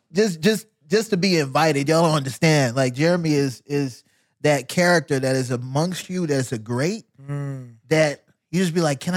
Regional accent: Fort Polk, Louisiana, United States; born there; Where I was born in Louisiana.

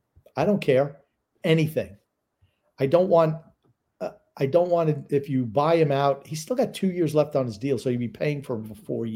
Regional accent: Long Island, New York, United States; now in North Carolina, United States; I am originally from Long Island. Right now I live in North Carolina.

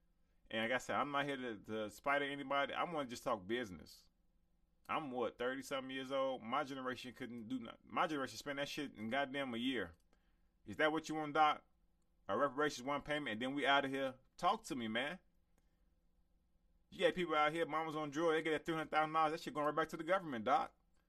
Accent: Chicago, Illinois, United States; also born or lived in Inglewood, California; I'm from Chicago to Inglewood.

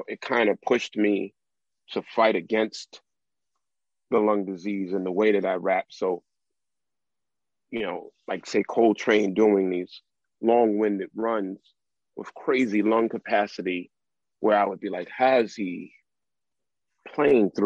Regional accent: New York City, New York, United States; growing up in South Jamaica

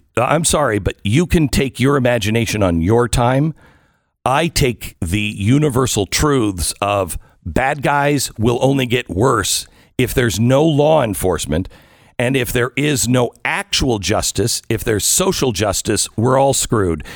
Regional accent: Pacific Northwest, United States; I grew up in the Pacific Northwest, so I'm used to that kind of weather

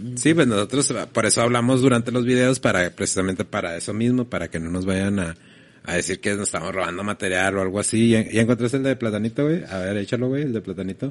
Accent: Mexico; como mexicanos

